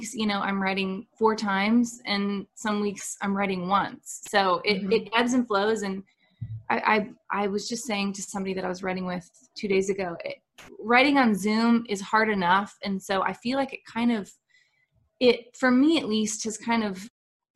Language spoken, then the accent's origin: English; Nashville, Tennessee, United States; also born or lived in Dallas, Texas; we moved to Nashville in 1996